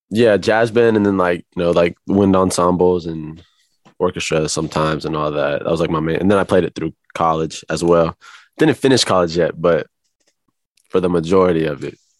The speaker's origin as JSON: {"language": "English", "town": "Kansas City", "region": "Missouri", "country": "United States", "tie": "born or raised there", "moved": "as an adult", "lives_now": "Los Angeles, United States", "said": "I was born in Kansas City, Missouri"}